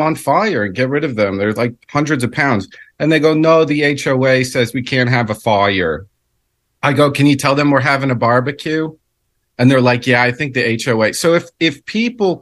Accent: New Jersey, United States; I'm from New Jersey

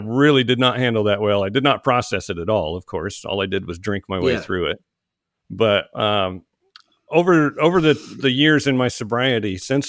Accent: Oklahoma, United States; moved away as an adult; now in Georgia, United States; when I left home, I joined the Army. I moved from Oklahoma to Georgia, and I never went back.

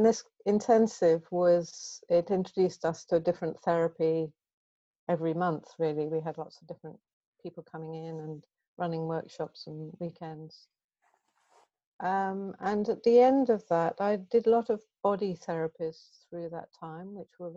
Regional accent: Guernsey; moved away as an adult; also born or lived in Bristol / Glasgow; I grew up on the Channel Islands in Guernsey

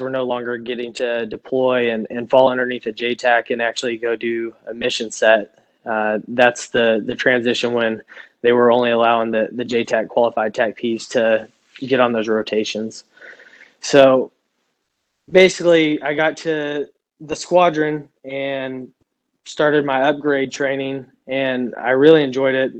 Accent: Stephenville, Texas, United States; moved away as an adult; I grew up in in Texas. I lived there my entire life, all the way till I was 24 years old

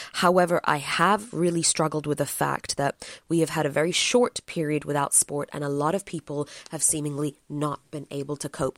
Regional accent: England, United Kingdom; I'm from England

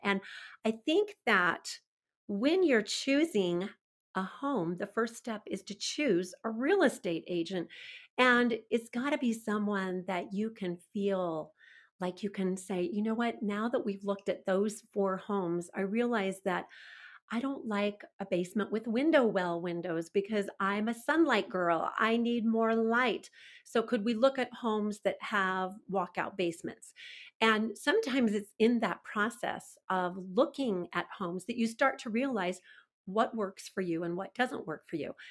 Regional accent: California, United States; now in Pleasant Grove, Utah, United States; I grew up in California

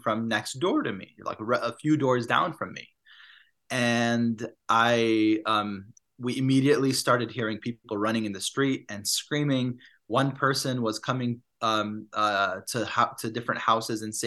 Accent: Chicago, Illinois, United States; also born or lived in Palestine / Massachusetts; I went to Harvard University, came back home to Chicago

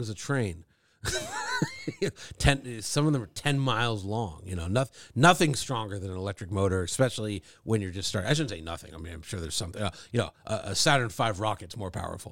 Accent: Thousand Oaks, California, United States; I grew up in Thousand Oaks, which is, like, over the hill from Malibu

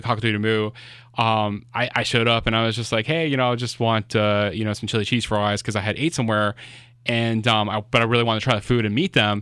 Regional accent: Miami, Florida, United States; moved away; I'm originally from Florida

